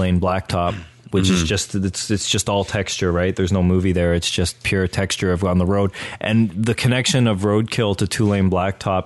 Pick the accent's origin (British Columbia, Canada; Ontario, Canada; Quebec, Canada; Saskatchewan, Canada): Ontario, Canada; Oshawa; when I grew up in Oshawa